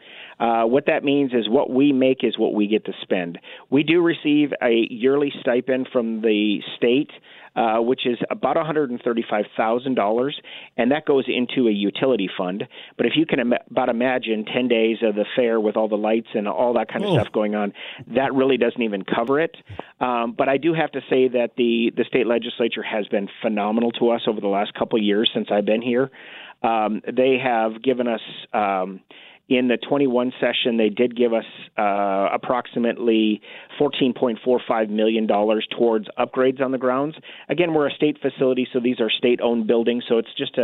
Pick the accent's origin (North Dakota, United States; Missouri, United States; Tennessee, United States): North Dakota, United States; moved away as an adult; also born or lived in Oregon / New Mexico; now in Kansas, United States; In North Dakota